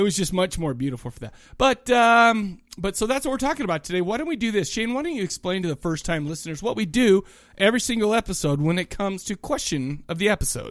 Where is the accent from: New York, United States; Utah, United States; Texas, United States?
Utah, United States; Kaysville; also born or lived in Farmington, Utah; I grew up in Farmington and Kaysville.